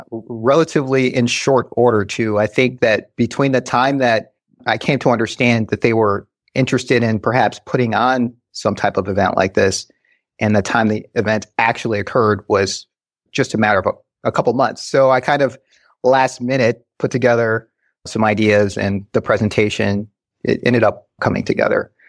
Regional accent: Westland, Michigan, United States; also born or lived in Grand Rapids, Michigan; Went to school in Westland

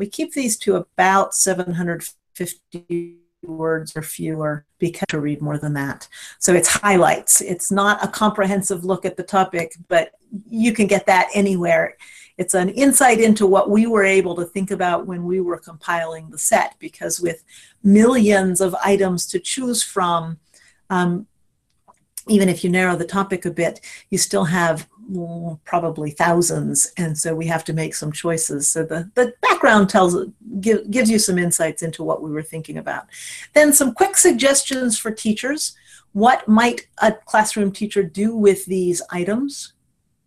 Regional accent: Cleveland, Ohio, United States; I grew up near Cleveland, Ohio

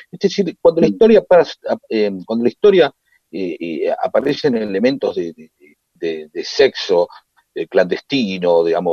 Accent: Santiago del Estero, Argentina; ella vive en Carmen de Patagones, yo soy de Santiago del Estero, así que buscamos algo a mitad de camino.

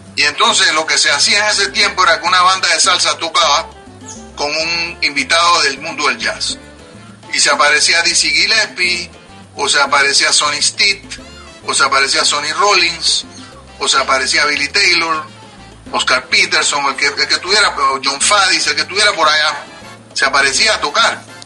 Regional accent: Panama; moved away as an adult; now in New York, United States; yo salí formado de Panamá. Yo salí a los 24, 25 años.

